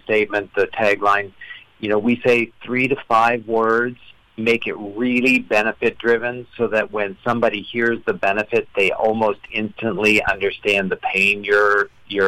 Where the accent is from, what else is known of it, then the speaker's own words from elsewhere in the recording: Canada; accent: Canadian; I am Canadian